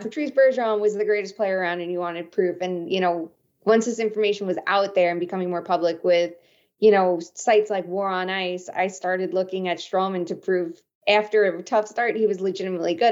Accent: Long Island, New York, United States; I grew up on Long Island

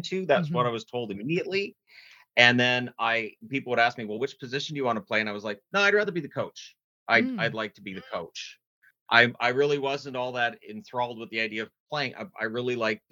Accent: British Columbia, Canada; also born or lived in Ontario / Newfoundland; I was born in Ontario. I lived in Newfoundland. I moved around Canada a bit, but by the time I was four, I was planted in BC.

